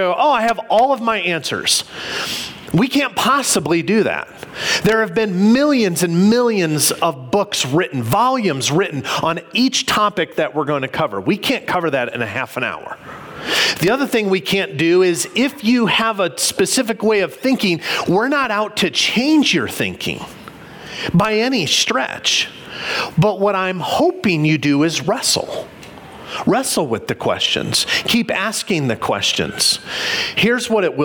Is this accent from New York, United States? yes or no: no; Illinois outside of Chicago, United States; I can remember as a kid growing up in Illinois outside of Chicago